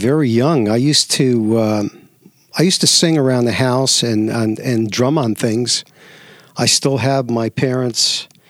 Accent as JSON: {"language": "English", "region": "New York", "country": "United States", "tie": "born or raised there", "also_born_or_lived": "Tucson, Arizona / Santa Fe, New Mexico", "moved": "as an adult", "lives_now": "Las Vegas, United States", "said": "I grew up in New York."}